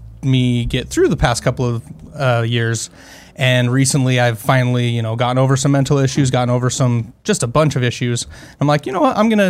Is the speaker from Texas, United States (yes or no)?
no; Utah, United States; also born or lived in Phoenix, Arizona; I am from Utah.